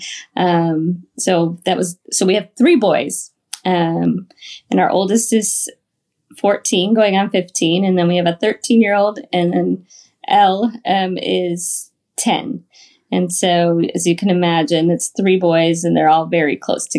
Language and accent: English; Michigan, United States; And like Justin said, we're originally from Michigan, but we've moved we've been married almost 20 years now.